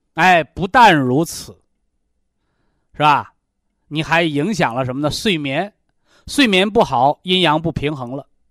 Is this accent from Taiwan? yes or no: no; China; 我们中国人呐